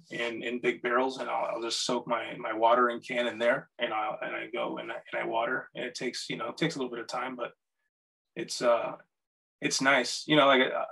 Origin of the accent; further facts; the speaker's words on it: Puerto Rico; also born or lived in North Carolina; I'm from Puerto Rico. I've lived in a lot of different places, and I just recently moved up from North Carolina.